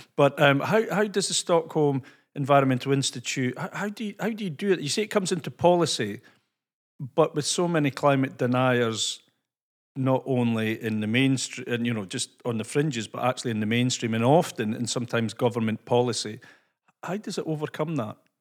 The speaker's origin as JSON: {"language": "English", "region": "Scotland", "country": "United Kingdom", "accent": "Scottish", "said": "my Scottish accent"}